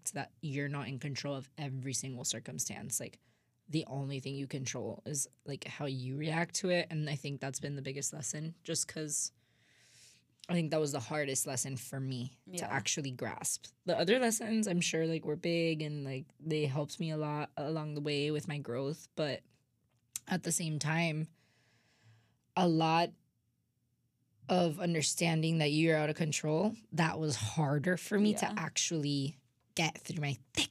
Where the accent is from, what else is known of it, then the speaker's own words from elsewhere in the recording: Miami, Florida, United States; moved away as an adult; now in Indiana, United States; I'm from Miami. I went to public school